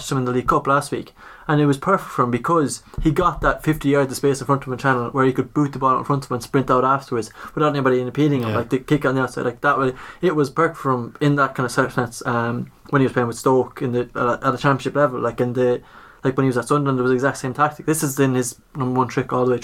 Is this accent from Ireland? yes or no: yes; Ireland; proud to be Irish